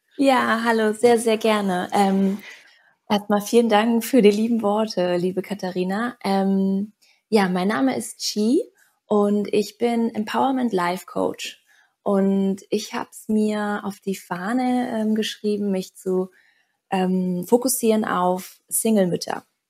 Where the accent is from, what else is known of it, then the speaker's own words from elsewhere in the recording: Berlin, Germany; moved away as an adult; also born or lived in Bali; Ich komme gebürtig aus Berlin.